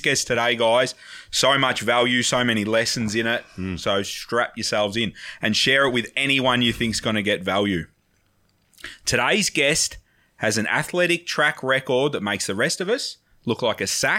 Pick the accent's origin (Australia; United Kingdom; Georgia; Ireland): Australia; Wangaratta, Victoria; also born or lived in Melbourne; now in Geelong, Australia; I'm from Wangaratta. Come to Melbourne.